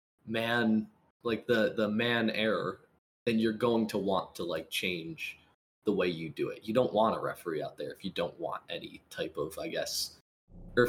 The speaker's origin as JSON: {"language": "English", "country": "United States", "said": "I am an American"}